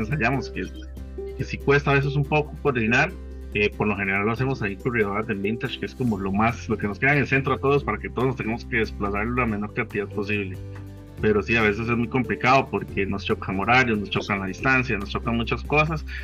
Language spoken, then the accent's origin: Spanish; Heredia, Costa Rica; yo soy de Heredia